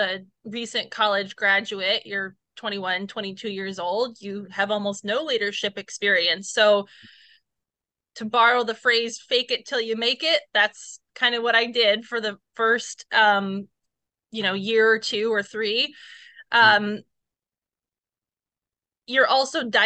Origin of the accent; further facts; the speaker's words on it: Northeast Indiana, United States; I'm from the Northeast Indiana area.